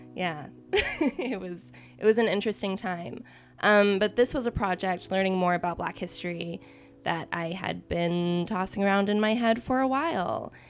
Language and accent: English; Austin, Texas, United States; moved away as an adult; also born or lived in Washington, D.C. suburb / New York; I grew up in Austin, and then I went to school in New York and pursued acting